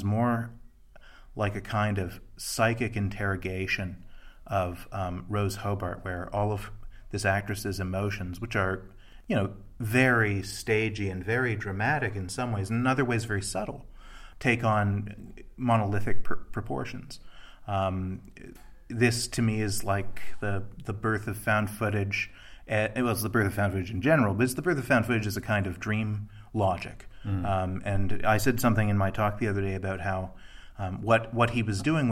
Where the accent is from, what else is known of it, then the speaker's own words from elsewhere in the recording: Toronto, Ontario, Canada; I'm from Toronto